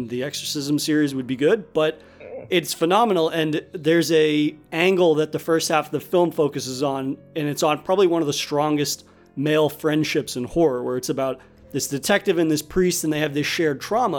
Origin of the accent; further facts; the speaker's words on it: New England, United States; I'm from New England